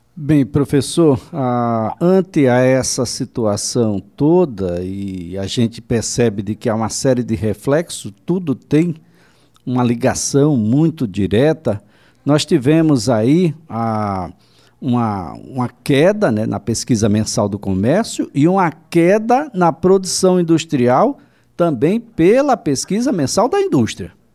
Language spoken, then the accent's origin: Portuguese; Northeast Brazil, Brazil; a gente é nordestino, quer dizer, eu, pelo menos, nordestino